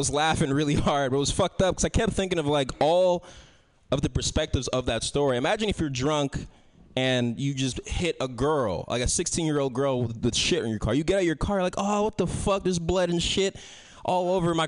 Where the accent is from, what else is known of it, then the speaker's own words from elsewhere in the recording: San Francisco, California, United States; I grew up here in San Francisco